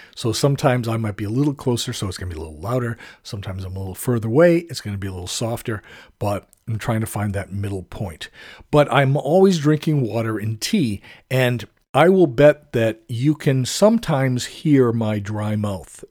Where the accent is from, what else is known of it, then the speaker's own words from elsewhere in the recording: United States; I have to admit to being an American.